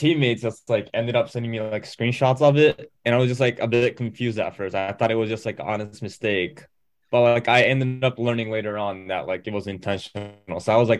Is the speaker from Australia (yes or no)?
no; Japan; moved away as an adult; now in Sheffield, United Kingdom; I'm like an exchange student from Japan, and I go to University of Sheffield